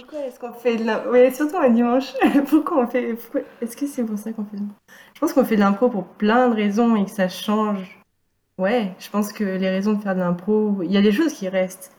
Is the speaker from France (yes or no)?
yes; Valenciennes, Hauts-de-France, France; now in Nantes, France; j'ai grandi dans le nord de la France, à Valenciennes